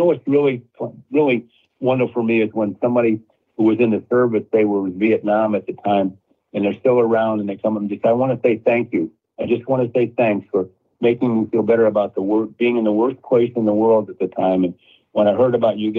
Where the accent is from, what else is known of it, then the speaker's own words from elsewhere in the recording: St. Louis, Missouri, United States; moved away; I grew up in St. Louis